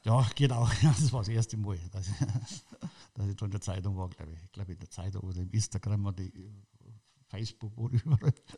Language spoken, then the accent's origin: German; Munich, Bavaria, Germany; Ich bin im Glockenbach aufgewachsen